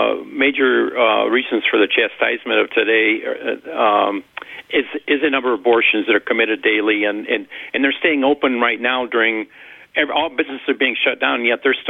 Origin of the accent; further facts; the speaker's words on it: Bolingbrook, Illinois, United States; I'm from Bolingbroke, Illinois.